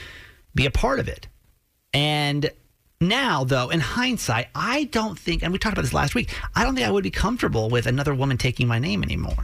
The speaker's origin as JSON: {"language": "English", "region": "the South", "country": "United States", "tie": "born or raised there", "moved": "yes", "said": "I grew up in the South, really super, super traditional ways of doing things."}